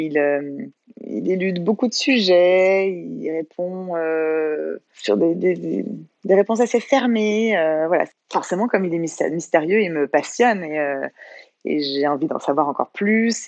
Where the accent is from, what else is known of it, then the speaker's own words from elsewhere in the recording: Bordeaux, Nouvelle-Aquitaine, France; moved away as an adult; also born or lived in Courchevel; now in Avignon, France; à la base, je viens de Bordeaux